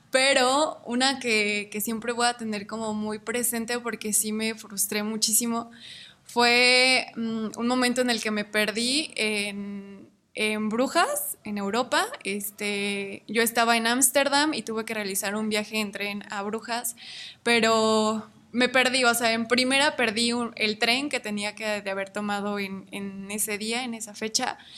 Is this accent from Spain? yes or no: no; Ario de Rosales, Michoacán, Mexico; born there; now in Morelia, Mexico; nací en Ario de Rosales, actualmente vivo en la ciudad de Morelia.